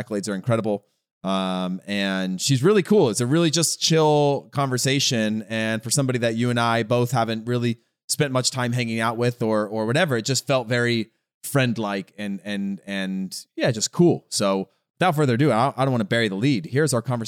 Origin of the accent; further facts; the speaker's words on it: Central Valley, California, United States; I grew up in the Central Valley